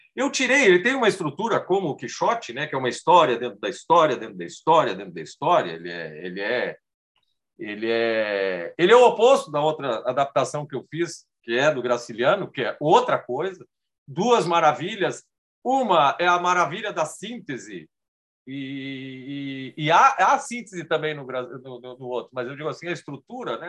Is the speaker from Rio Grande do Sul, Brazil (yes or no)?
yes; Rio Grande do Sul, Brazil; now in São Paulo, Brazil; minha infância no Rio Grande do Sul, passa pela minha migração para São Paulo